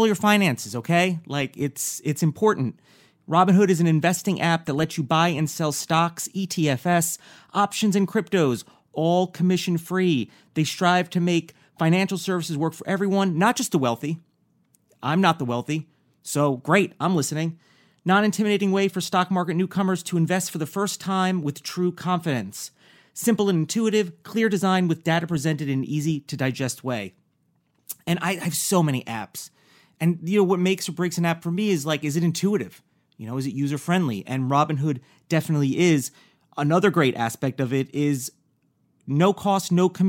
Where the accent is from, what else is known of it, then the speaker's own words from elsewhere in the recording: New York, United States; I'm also from New York, and I remember growing up